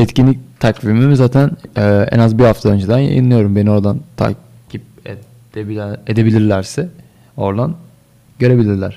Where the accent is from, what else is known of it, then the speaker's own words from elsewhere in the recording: Bursa, Turkey; orada doğdum. Orada büyüdüm